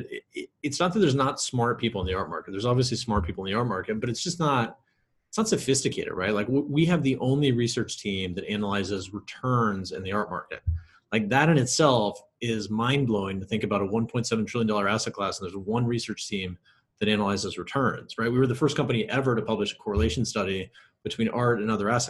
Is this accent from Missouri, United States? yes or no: yes; Kansas City, Missouri, United States; I grew up in Kansas City, Missouri